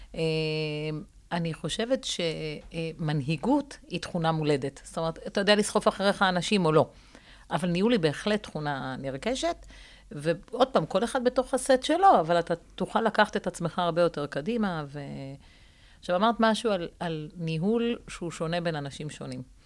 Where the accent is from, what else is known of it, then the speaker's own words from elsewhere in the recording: Rishon LeZion, Central District, Israel; גדלתי בראשון